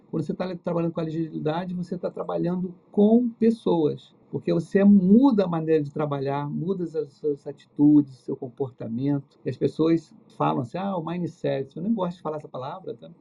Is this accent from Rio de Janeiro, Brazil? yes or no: yes; Rio de Janeiro, Brazil; eu sou aqui do Rio